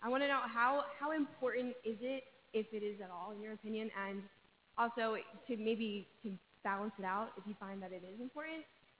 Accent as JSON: {"language": "English", "town": "Rancocas", "region": "New Jersey", "country": "United States", "said": "I'm from Rancocas, New Jersey."}